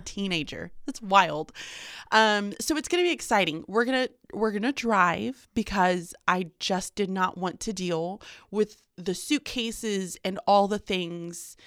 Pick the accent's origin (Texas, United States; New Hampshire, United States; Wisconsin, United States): Texas, United States; Houston; moved away; I'm Houston Texan, born and raised